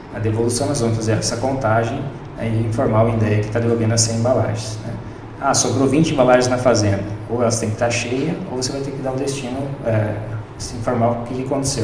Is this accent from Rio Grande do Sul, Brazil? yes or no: yes; Erechim, Rio Grande do Sul, Brazil; also born or lived in Florianópolis; now in Lucas do Rio Verde, Brazil; eu sou gaúcho de Erechim e vim de Florianópolis